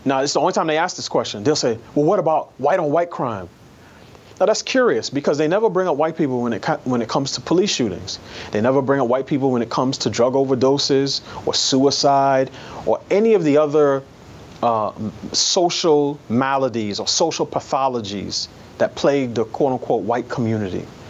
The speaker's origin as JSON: {"language": "English", "town": "New York City", "region": "New York", "country": "United States", "tie": "born or raised there", "said": "I grew up in New York City in a, in a neighborhood that was almost exclusively black"}